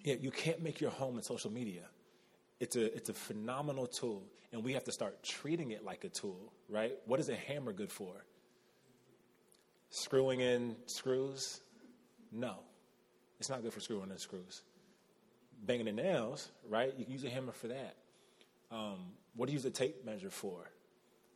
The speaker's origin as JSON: {"language": "English", "country": "United States", "said": "as Americans, as American Christians"}